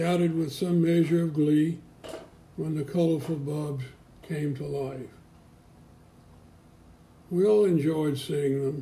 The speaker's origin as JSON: {"language": "English", "town": "Springhill", "region": "Louisiana", "country": "United States", "tie": "born or raised there", "moved": "yes", "lives_now": "Memphis, United States", "said": "our little 50-member Presbyterian church in my hometown of Spring Hill, Louisiana"}